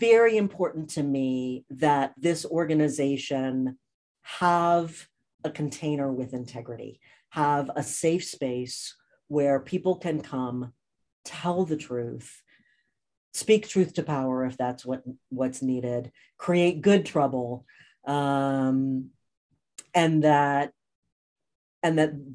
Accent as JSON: {"language": "English", "town": "Cambridge", "region": "Massachusetts", "country": "United States", "tie": "born or raised there", "also_born_or_lived": "New Orleans, Louisiana", "moved": "yes", "lives_now": "Southern California, United States", "said": "I grew up in Cambridge, Massachusetts"}